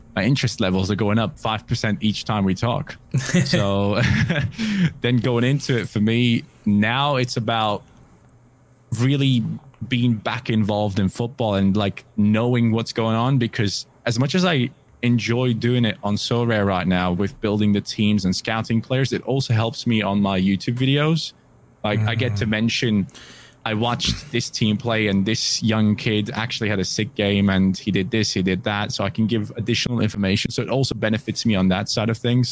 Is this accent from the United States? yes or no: no; Germany; English is a second language; I'm from Germany